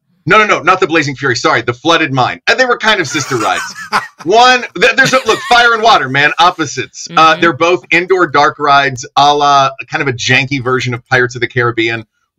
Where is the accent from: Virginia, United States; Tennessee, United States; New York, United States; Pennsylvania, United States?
Tennessee, United States; East; I grew up in East Tennessee, man.